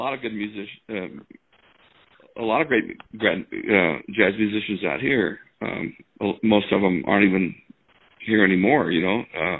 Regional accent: St. Joseph, Missouri, United States; moved away as an adult; also born or lived in Kansas City / New York; now in Los Angeles, United States; growing up in St. Joe, Missouri.

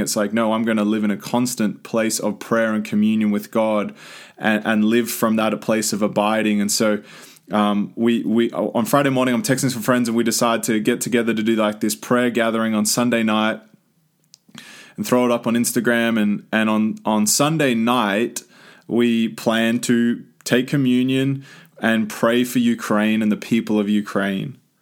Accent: Australia; now in United States; as the Aussie just living in the country

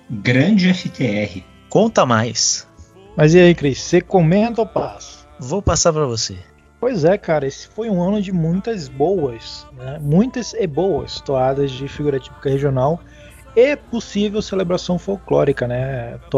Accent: Manaus, Amazonas, Brazil; Coisas que a eu como manauara, eu como amazonense, eu como gente aqui da terra, coisas que a gente ouve, hum, histórias que a gente ouve, né? Desde criança

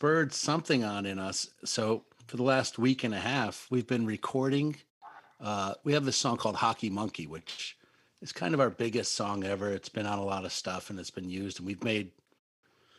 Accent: Connecticut, United States; We're from Connecticut

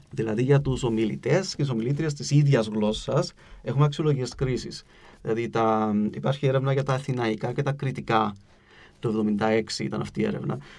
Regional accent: Cyprus; accent: Cypriot

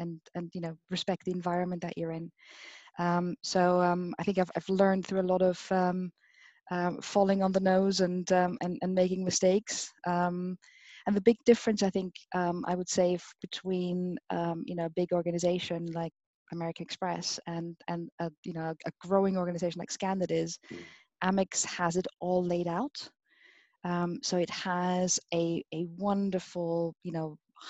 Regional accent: Austria; moved away; also born or lived in Vienna; I'm not directly from Vienna. I'm a country girl, but I studied in Vienna

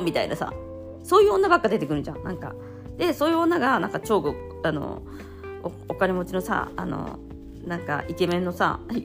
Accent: Japan; now in Italy

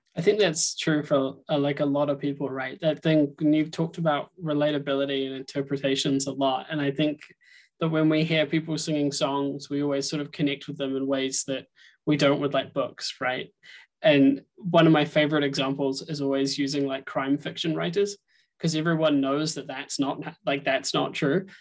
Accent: New Zealand; moved away; I'm originally from New Zealand

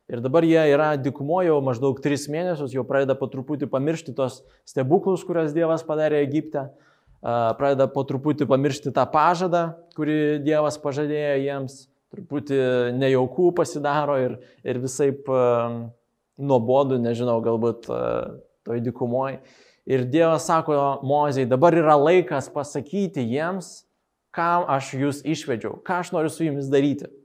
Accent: Moldova; Lithuanian is a second language; moved away; aš iš Moldovos

